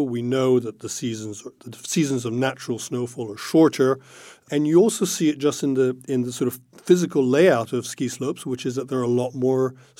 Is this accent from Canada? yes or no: no; Italy; I have skied on occasion, especially as a child growing up in Italy.